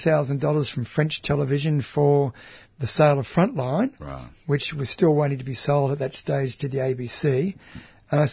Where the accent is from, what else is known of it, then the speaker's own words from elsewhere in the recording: Australia; I'm from Australia